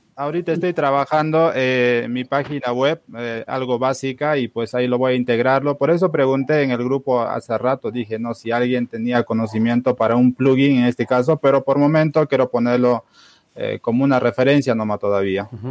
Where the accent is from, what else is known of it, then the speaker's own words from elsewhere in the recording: Peru; nosotros en, el Perú somos pues bastante practicantes del trueque